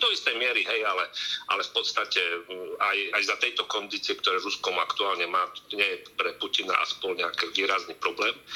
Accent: Slovakia

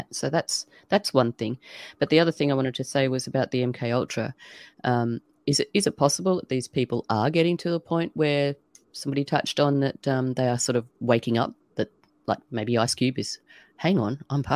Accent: Australia; an Aussie

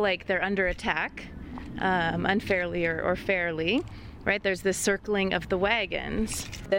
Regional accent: Gillette, Wyoming, United States; moved away; my experiences growing up in Gillette, in northeastern Wyoming, in a mining town with a mining family.

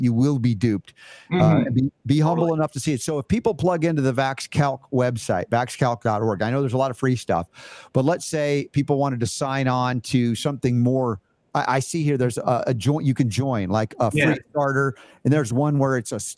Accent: United States; as an American

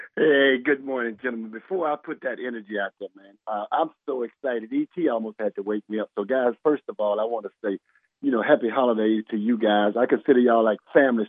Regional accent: Gainesville, Florida, United States; I'm from the Duval, Gainesville area

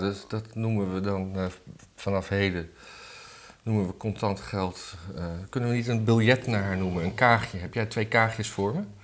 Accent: Blaricum, North Holland, Netherlands; moved away

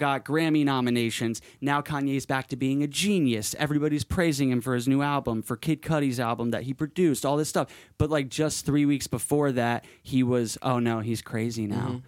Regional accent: Madison, Connecticut, United States; moved away; my actual, like, childhood in Connecticut

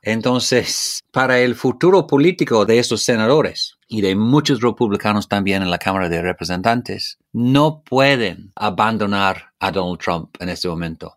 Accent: United Kingdom

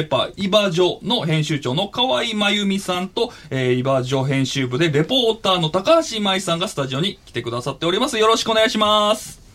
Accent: Wakayama, Japan; also born or lived in Chiba; now in Tokyo, Japan; 出身が和歌山県で、はい、ちょっと千葉県に住んでたことがちょっとあって、で、まあ今東京に住んでるんので

